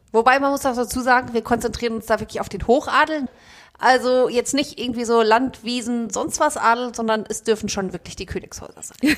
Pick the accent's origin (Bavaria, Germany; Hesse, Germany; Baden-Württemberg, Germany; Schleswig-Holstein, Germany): Hesse, Germany; Frankfurt; sind beide Frankfurter Mädchen